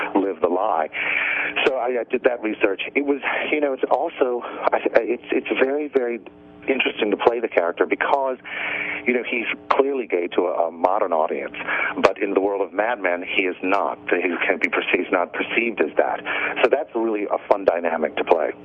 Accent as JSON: {"language": "English", "town": "New Orleans", "region": "Louisiana", "country": "United States", "also_born_or_lived": "New York", "moved": "yes", "said": "I'm from New Orleans, and um, I lived in New York for years and years and years"}